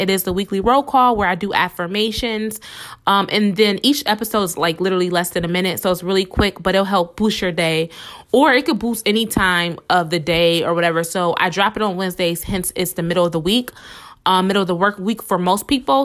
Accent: Buffalo, New York, United States; I'm from Buffalo, New York.

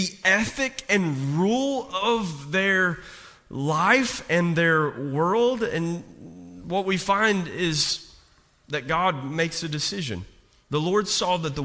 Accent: Eastern Kentucky, United States; I'm from Eastern Kentucky

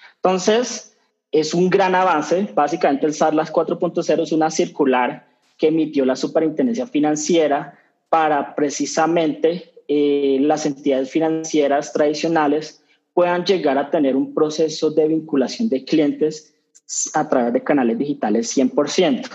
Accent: Colombia; colombianos cambiamos

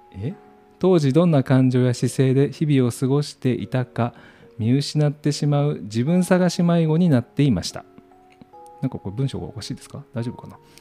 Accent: Kyoto, Japan; accent: Kansai dialect (not pure Kyoto dialect); 僕もあの関西のテレビを見て育ったので、うん、こう入ってくる言葉が京都弁だけじゃなくて、まあ、いわゆる大阪弁とかって言われるのも耳に入ってくる

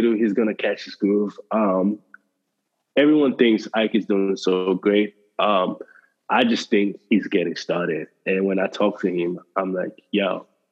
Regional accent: Nigeria; I'm Nigerian.

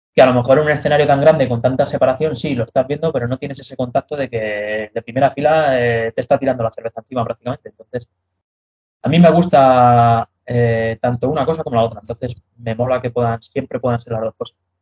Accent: Madrid, Community of Madrid, Spain; yo soy madrileño, ¿vale? Yo he nacido en Madrid

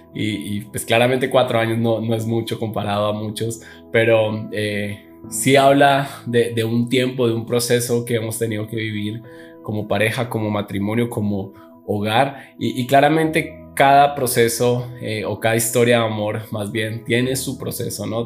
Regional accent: Neiva, Huila, Colombia; moved away as an adult; now in Bogotá, Colombia; yo soy de la ciudad de Neiva, una ciudad aquí en Colombia, eh, que es mucho más pequeña, en donde actualmente vivo, que es en Bogotá, la capital

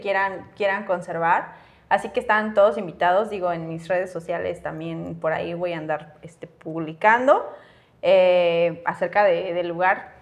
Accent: Chiapas, Mexico; somos de Chiapas, crecimos aquí, nuestra familia está aquí

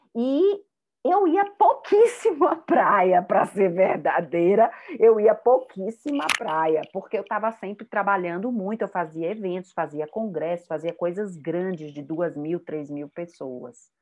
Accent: Salvador, Bahia, Brazil; accent: baiana; moved away as an adult; also born or lived in Rio de Janeiro / Maceió; now in São Paulo, Brazil; meu sotaque é de baiana, eu morei, nasci no Rio de Janeiro, fui para a Bahia, para Salvador, com cinco anos.

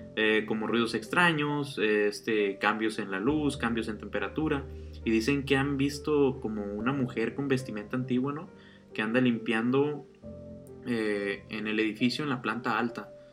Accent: Sinaloa, Mexico; no somos de Ciudad de México, somos de Sinaloa.

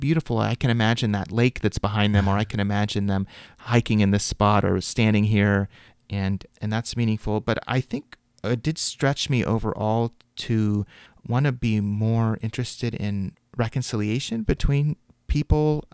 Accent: Midwest, United States; growing up in the Midwest

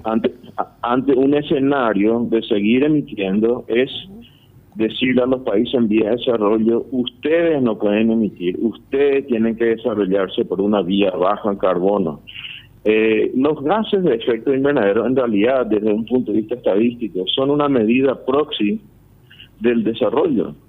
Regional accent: Paraguay

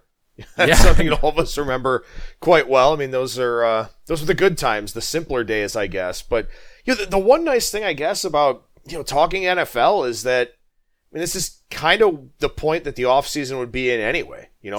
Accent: Cleveland, Ohio, United States; Born and raised. I actually grew up about 10 minutes southwest of downtown.

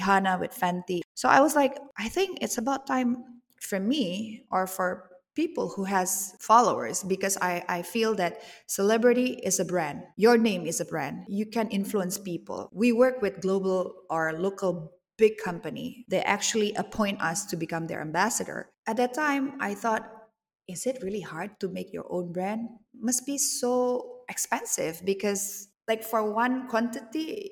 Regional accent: Bali, Indonesia; I grew up in Bali

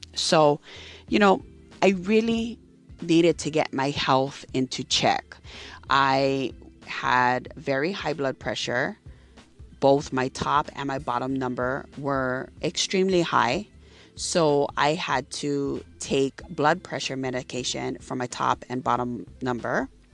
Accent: Hawaii, United States; I am from Hawaii. I live on the island of Maui.

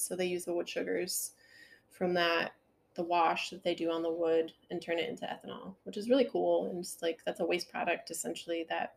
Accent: Alpena, Michigan, United States; also born or lived in Alma, Michigan / Indiana; born and raised in Alpena, Ossineke area.

